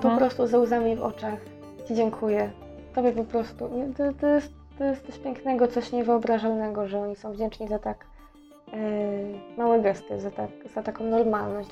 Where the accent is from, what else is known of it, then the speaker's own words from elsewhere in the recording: Poland; jestem z Polski